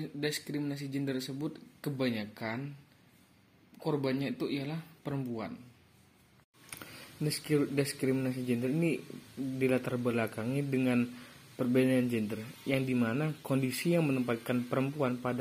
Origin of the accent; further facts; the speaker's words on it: Probolinggo, East Java, Indonesia; asal dari Probolinggo.